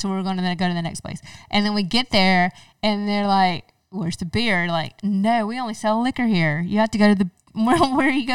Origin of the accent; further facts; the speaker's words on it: Mississippi, United States; now in Louisiana, United States; I grew up in Mississippi